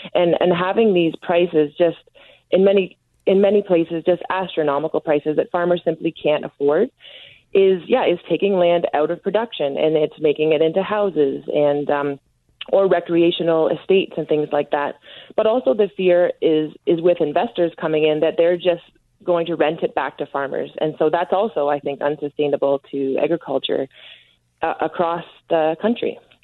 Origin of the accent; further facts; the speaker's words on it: Ontario, Canada; I'm from Ontario